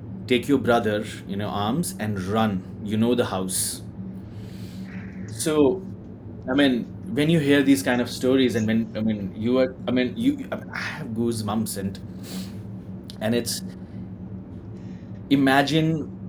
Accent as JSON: {"language": "English", "region": "Jammu and Kashmir", "country": "India", "said": "I'm from Kashmir."}